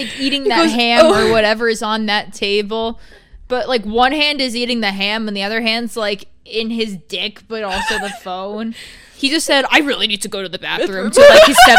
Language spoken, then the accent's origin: English; Long Island, New York, United States; we're from Long Island.